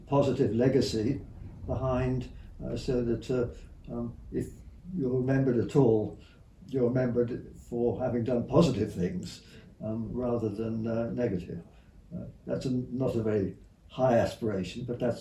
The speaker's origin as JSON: {"language": "English", "area": "Shropshire", "region": "West Midlands", "country": "United Kingdom", "tie": "born or raised there", "also_born_or_lived": "United States / Sussex", "moved": "as an adult", "lives_now": "Cambridge, United Kingdom", "said": "I grew up in Shropshire"}